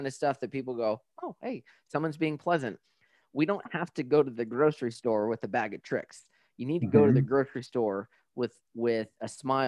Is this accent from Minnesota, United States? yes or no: no; New Mexico, United States; I'm from New Mexico. We don't do anything because it melts in an hour.